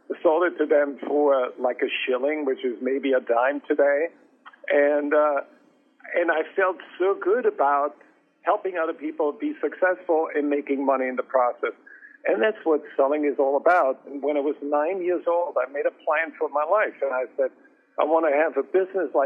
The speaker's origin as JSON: {"language": "English", "country": "Austria", "tie": "born or raised there", "moved": "yes", "said": "I grew up in Austria, and my grandmother ran a country inn"}